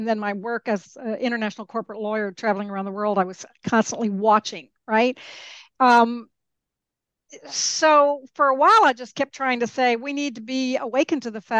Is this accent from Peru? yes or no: yes; Peru; also born or lived in Mexico; I grew up in Peru and Mexico. I didn't grow up in the United States.